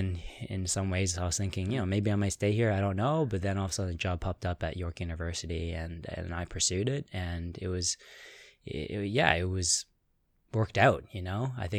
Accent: Toronto, Ontario, Canada; Toronto originally

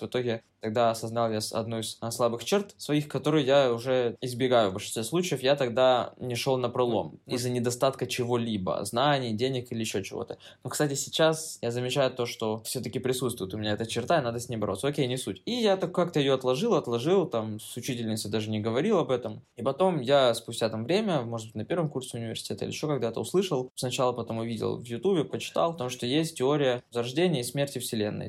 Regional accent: Kryvyi Rih, Dnipropetrovsk Oblast, Ukraine; moved away; дома в Кривом Роге, я из Кривого Рога

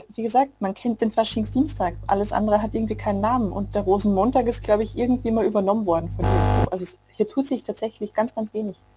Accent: Austria; now in Munich, Germany; Ich bin ursprünglich aus Österreich

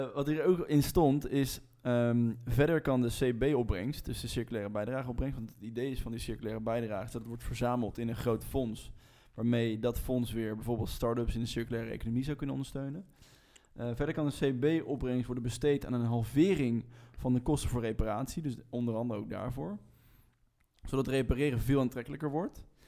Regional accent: Rotterdam, South Holland, Netherlands; wij als Rotterdammers

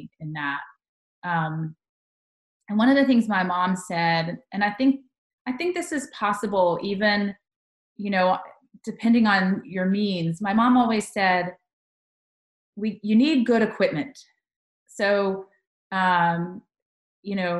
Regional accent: Charlotte, North Carolina, United States; also born or lived in Tuscaloosa, Alabama; now in Tennessee, United States; I grew up in North Carolina

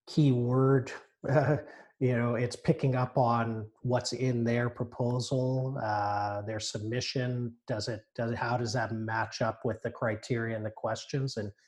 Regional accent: Johannesburg, Gauteng, South Africa; now in Canada; I was born in Johannesburg

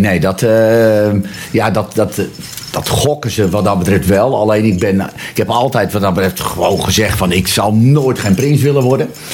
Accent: Zwaag, North Holland, Netherlands; ik ben geboren en getogen in Zwaag.

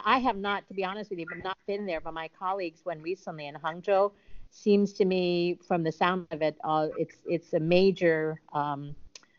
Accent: Ohio, United States; Ohio, where I'm from

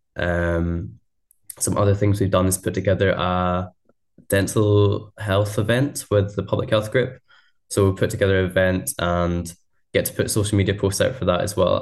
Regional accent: Scotland, United Kingdom; I'm a Scottish student.

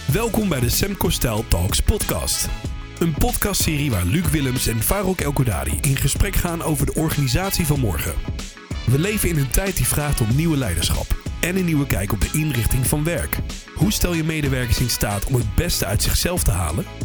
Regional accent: Twente, Overijssel, Netherlands; accent: Twente (Tukker); ik woon in Twente, dat hoor je misschien wel een klein beetje aan mijn accent

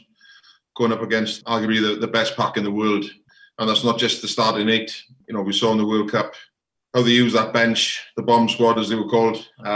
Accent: Welsh, Wales, United Kingdom; being a Welsh coach is coaching in Wales

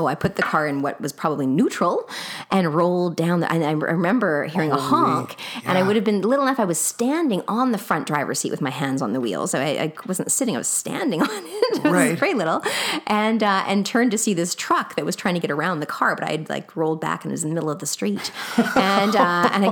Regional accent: Winnipeg, Manitoba, Canada; I was born in Winnipeg

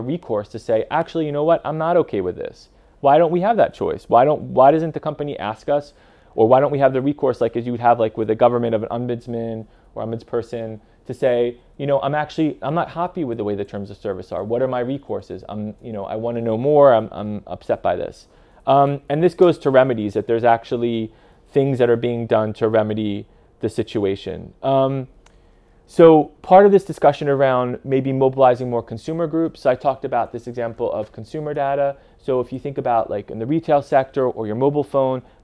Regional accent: United States; now in European Union; I'm living in the EU, I'm American, but I'm living in the EU

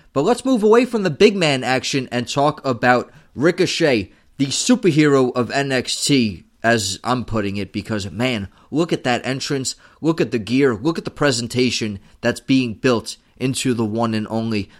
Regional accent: New York City, New York, United States; I am from Staten Island. I am doing this show from a chair in Staten Island

